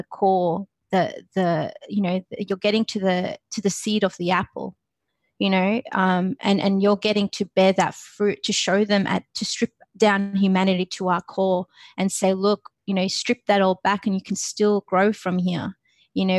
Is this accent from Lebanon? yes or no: yes; Lebanon; now in Australia; I grew up in Lebanon